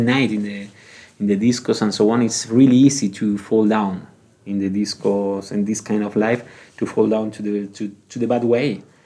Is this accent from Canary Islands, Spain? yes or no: yes; Gran Canaria, Canary Islands, Spain; English is a second language; moved away as an adult; also born or lived in Bilbao, Spain / France; now in Prague, Czech Republic